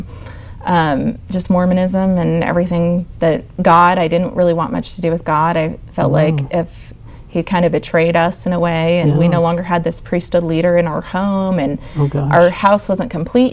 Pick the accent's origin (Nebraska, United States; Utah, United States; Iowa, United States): Utah, United States; Provo; I was born and raised in Provo, Utah, where BYU is.